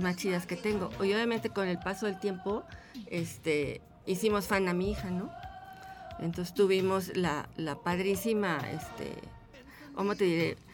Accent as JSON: {"language": "Spanish", "region": "Mexico City", "country": "Mexico", "said": "yo soy de Ciudad de México"}